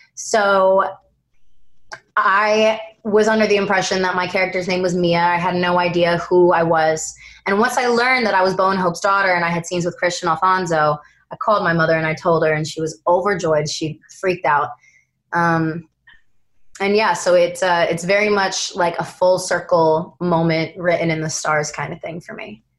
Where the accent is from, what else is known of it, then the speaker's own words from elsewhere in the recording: East Coast, United States; moved away; we're both from the East Coast